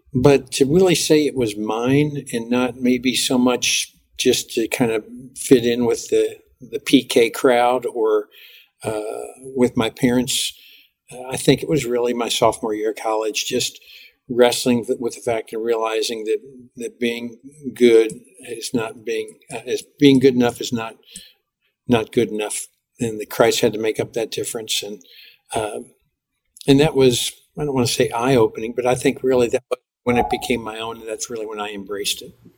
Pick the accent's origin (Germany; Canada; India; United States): United States; Cincinnati, Ohio; I grew up in Cincinnati, Ohio.